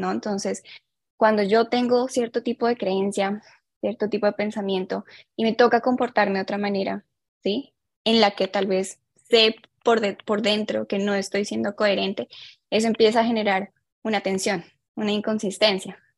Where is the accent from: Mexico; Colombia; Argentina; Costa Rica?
Colombia; also born or lived in Ecuador; now in Sweden; soy colombiana, de hecho nací en Ecuador, pero mi sangre es colombiana.